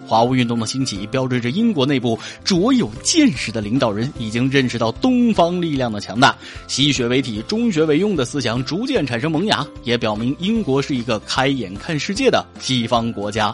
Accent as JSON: {"language": "Chinese", "country": "China", "said": "所以作为中国人"}